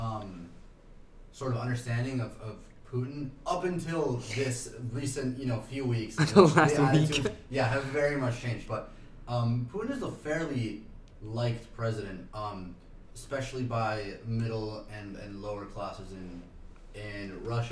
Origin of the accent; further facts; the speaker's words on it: Argentina; now in New York, United States; as someone from Argentina